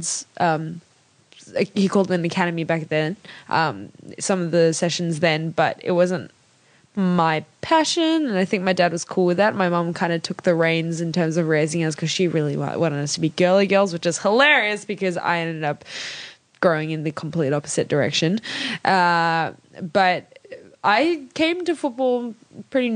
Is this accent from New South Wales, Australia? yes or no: yes; Sydney, New South Wales, Australia; also born or lived in Canberra / Malaysia; I grew up in Sydney since I was 6 or 5 years old